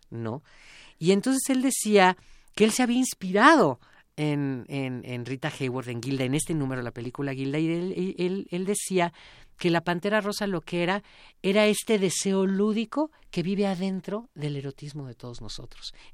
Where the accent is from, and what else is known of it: Mexico